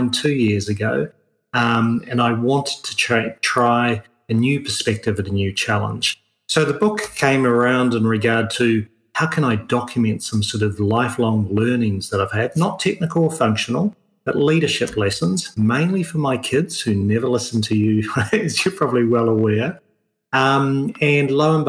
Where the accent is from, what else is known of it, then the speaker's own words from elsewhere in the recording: New Zealand; also born or lived in Europe / United States; now in Australia; I'm a New Zealander originally, even though I live in Australia